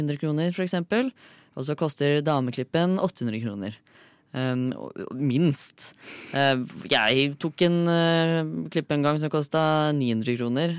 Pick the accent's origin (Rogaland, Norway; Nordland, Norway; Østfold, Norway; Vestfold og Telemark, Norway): Østfold, Norway; Fredrikstad; moved away; hjemme i Fredrikstad